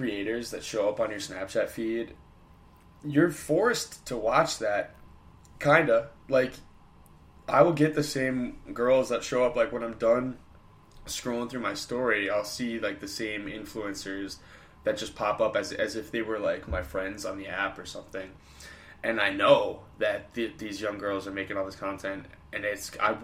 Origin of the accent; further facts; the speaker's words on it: United States; us as American citizens